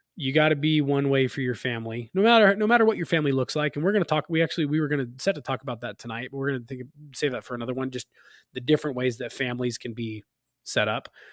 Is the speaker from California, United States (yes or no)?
yes; California, United States; now in Utah, United States; We grew up in California together